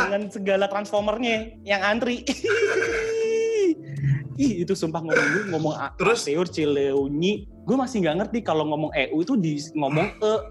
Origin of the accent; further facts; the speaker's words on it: East Java, Indonesia; bayangin ya gue dari Jawa